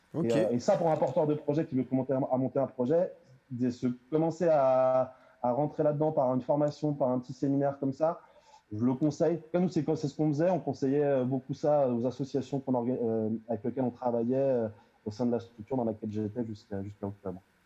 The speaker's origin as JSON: {"language": "French", "town": "Melun", "region": "Île-de-France", "country": "France", "said": "je viens de Melun"}